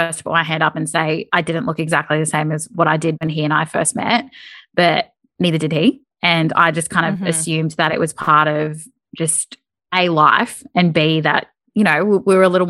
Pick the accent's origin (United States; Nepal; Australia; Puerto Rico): Australia; Queensland; because I'd just never done any snow sport in my life growing up in Queensland.